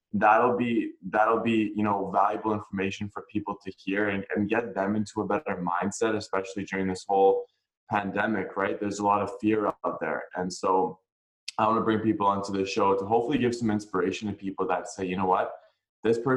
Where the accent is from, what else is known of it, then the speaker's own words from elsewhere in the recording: Vancouver, British Columbia, Canada; I'm born and raised in Vancouver, BC